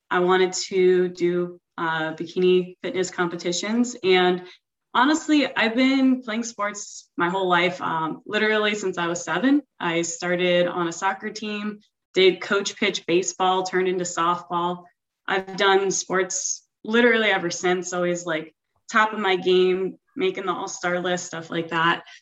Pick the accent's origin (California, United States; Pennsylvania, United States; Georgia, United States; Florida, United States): Florida, United States; Broward County, South; I'm 30 years old, and I'm from South Florida in the Broward County area.